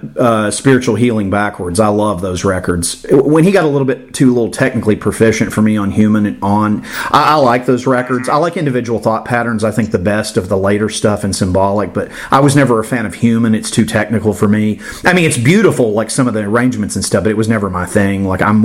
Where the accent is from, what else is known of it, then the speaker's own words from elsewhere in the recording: Tampa, Florida, United States; I grew up in Tampa during the late 80s, early 90s